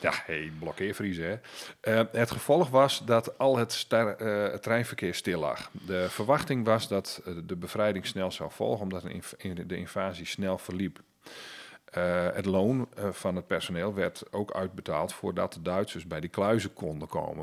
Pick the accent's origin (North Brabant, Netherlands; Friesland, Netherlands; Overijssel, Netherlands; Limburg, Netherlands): Friesland, Netherlands; bij ons in Friesland